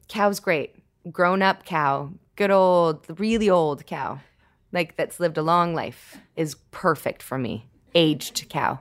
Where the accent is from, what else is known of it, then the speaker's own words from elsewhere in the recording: Toronto, Ontario, Canada; I grew up in Toronto